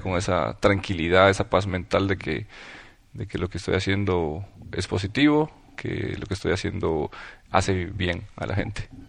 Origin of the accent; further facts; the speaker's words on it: Puerto Barrios, Izabal, Guatemala; yo nací en Puerto Barrios